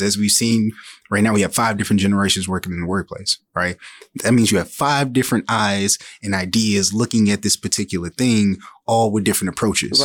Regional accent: Saginaw, Michigan, United States; I'm originally from Saginaw, Michigan, uh, born and raised

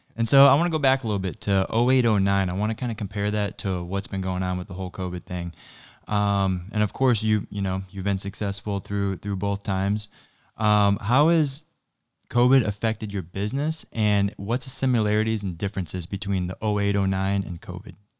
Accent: Naples, Florida, United States; I grew up in Naples

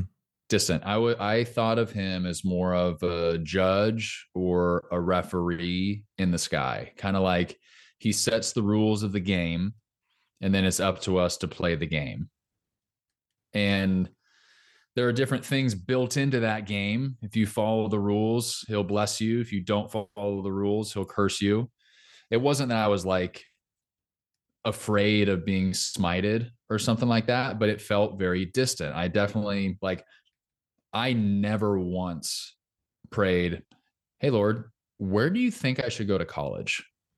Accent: Orange County, California, United States; moved away as an adult; also born or lived in Los Angeles, California; now in Nashville, United States; Orange County, California.

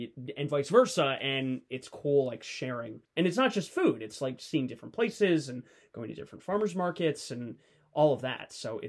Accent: Philadelphia, Pennsylvania, United States; also born or lived in Illinois; now in Kansas City, United States; growing up in the Philadelphia area

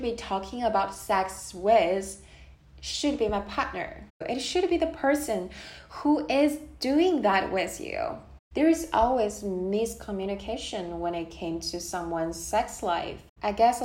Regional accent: China; moved away; Born and raised in China, back to the time when I was a kid

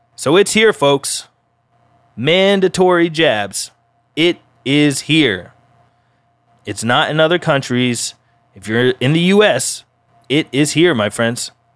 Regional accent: Colorado, United States; my home state, Colorado

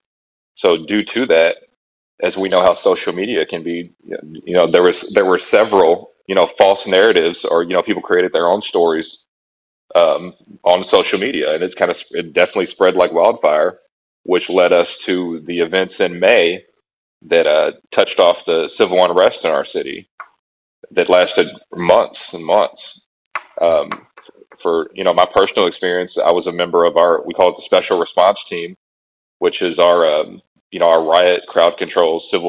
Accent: Louisville, Kentucky, United States; I was raised in what's referred to as the West End of Louisville

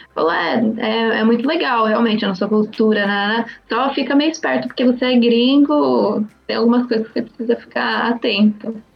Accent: São Paulo, Brazil; moved away as an adult; also born or lived in New Westminster, Canada; now in Canada; eu também sou de São Paulo

